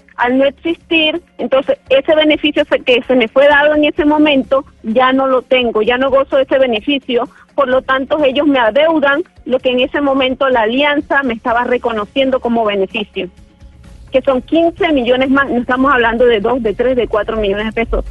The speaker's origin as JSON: {"language": "Spanish", "town": "Valledupar", "region": "Cesar", "country": "Colombia", "also_born_or_lived": "Barranquilla", "moved": "as an adult", "lives_now": "Panama", "said": "yo soy de Valledupar"}